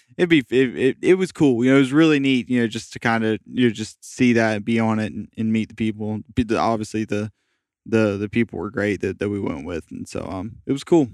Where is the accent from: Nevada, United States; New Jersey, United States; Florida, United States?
Florida, United States; Jacksonville; moved away as an adult; also born or lived in St. Petersburg, Florida; all of my friends I've ever had growing up were in Jacksonville